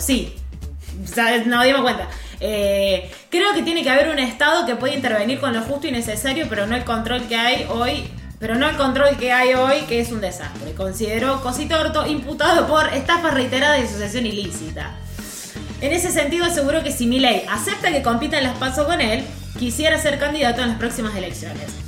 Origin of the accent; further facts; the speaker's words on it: Bell Ville, Córdoba, Argentina; moved away; mi pueblo originario, el Belville